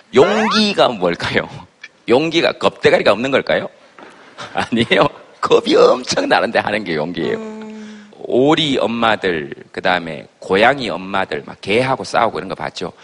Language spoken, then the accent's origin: Korean; Yeongcheon, North Gyeongsang, South Korea; 제 고향이 영천입니다.